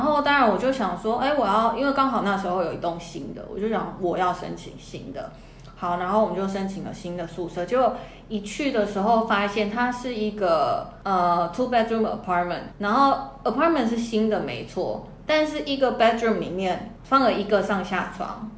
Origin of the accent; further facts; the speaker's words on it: Canada; moved away as an adult; also born or lived in New York; 我在加拿大长大